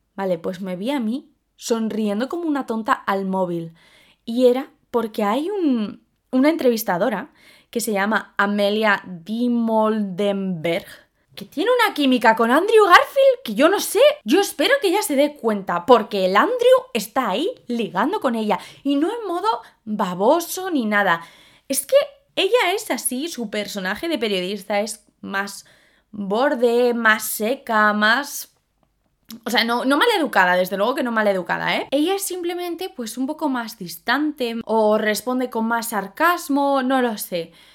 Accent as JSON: {"language": "Spanish", "country": "Spain", "also_born_or_lived": "London", "said": "las españolas. ¿Por qué? Porque somos morenas"}